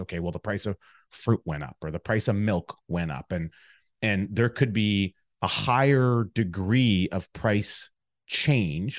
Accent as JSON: {"language": "English", "region": "Alberta", "country": "Canada", "tie": "born or raised there", "moved": "yes", "lives_now": "Chilliwack, Canada", "said": "growing up in Alberta, in a small town in the Alberta area"}